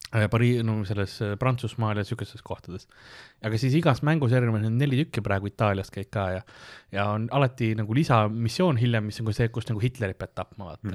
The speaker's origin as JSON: {"language": "Estonian", "country": "Estonia", "said": "ma olen eestlane"}